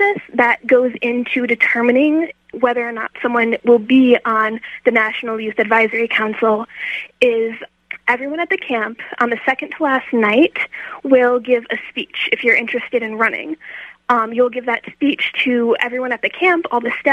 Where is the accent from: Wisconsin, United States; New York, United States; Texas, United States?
Wisconsin, United States; Albany; I'm from a small town in the southern part of Wisconsin. It's called Albany